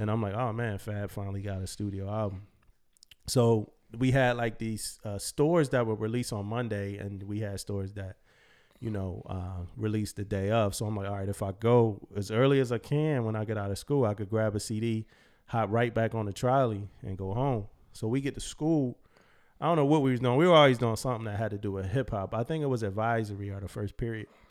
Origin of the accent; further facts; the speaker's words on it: United States; just being American